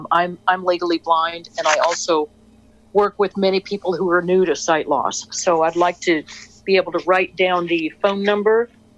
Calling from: Portland, Oregon, United States; Okay, I'm calling from Portland, Oregon

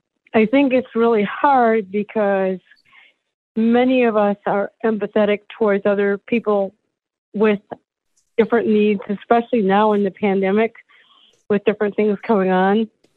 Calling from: Michigan, United States; from Michigan.

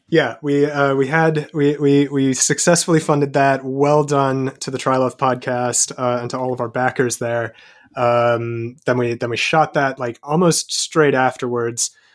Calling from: London, United Kingdom; calling from London in the United Kingdom in England

